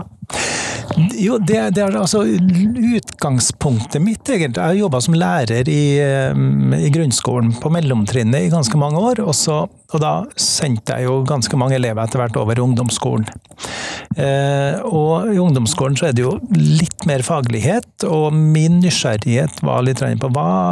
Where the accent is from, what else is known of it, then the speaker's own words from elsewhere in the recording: Trøndelag, Norway; accent: Trønder dialect; Jeg er trønder. Det, dialekta avslører jo det